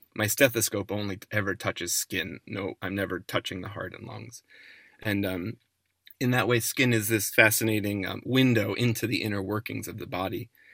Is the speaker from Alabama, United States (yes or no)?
no; New Jersey suburbs outside New York, United States; growing up in the New Jersey suburbs outside